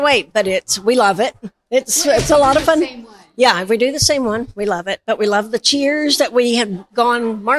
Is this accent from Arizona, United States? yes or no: no; Albany, Oregon, United States; I'm from North Albany.